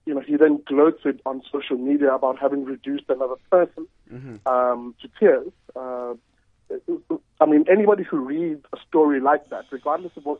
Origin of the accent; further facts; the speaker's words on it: Durban, KwaZulu-Natal, South Africa; moved away as an adult; now in Cape Town, South Africa; I'm from Umlazi, Durban